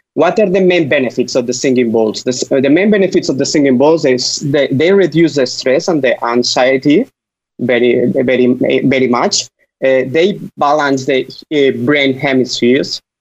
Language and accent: English; Spain; English is a second language; I'm from Spain